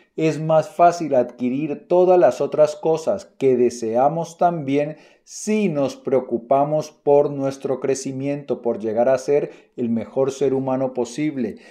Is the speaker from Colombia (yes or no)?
yes; Colombia; mi país, en Colombia